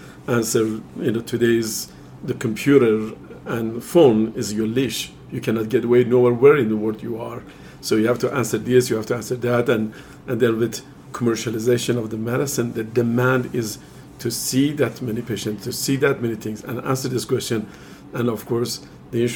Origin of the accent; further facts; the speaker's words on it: Iran; moved away as an adult; I'm originally from Iran